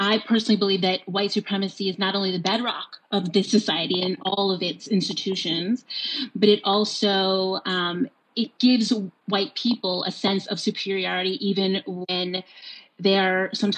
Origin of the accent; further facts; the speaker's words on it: New York, United States; I grew up in New York.